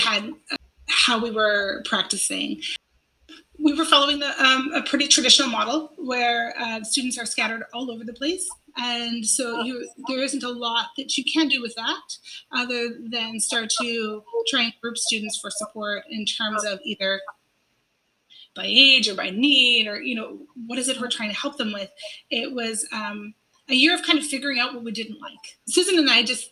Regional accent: Canada; also born or lived in Louisiana / Korea; I'm originally from Canada

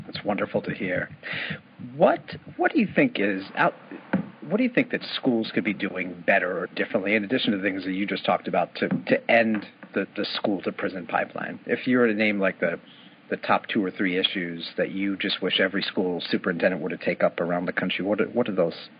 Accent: New York City, New York, United States; I grew up in New York City

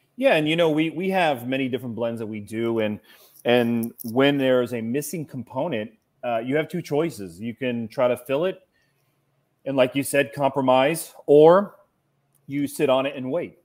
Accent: Cincinnati, Ohio, United States; I'm from Cincinnati, Ohio

